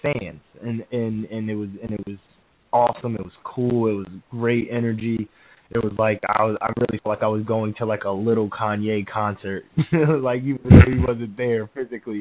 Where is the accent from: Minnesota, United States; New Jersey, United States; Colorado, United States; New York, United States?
New Jersey, United States; we're from Jersey